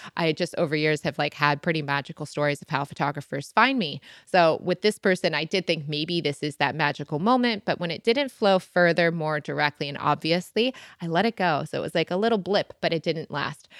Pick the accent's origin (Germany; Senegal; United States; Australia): United States; Michigan; now in London, United Kingdom; I grew up on boats in Michigan